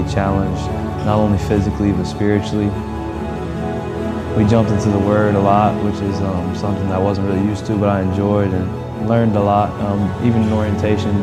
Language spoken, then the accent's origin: English; Troy, Ohio, United States; moved away as an adult; now in Hillsboro, United States; I'm from Troy, Ohio